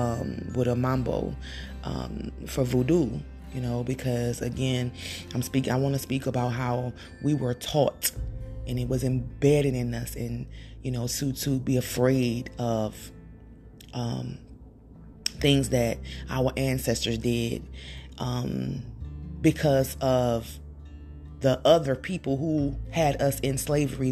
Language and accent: English; Louisiana, United States; I'm from Louisiana